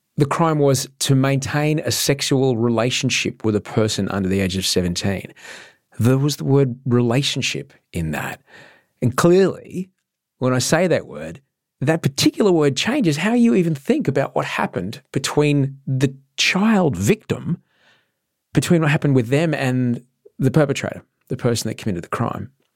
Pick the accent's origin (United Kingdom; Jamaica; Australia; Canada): Australia; Queensland; I grew up in Queensland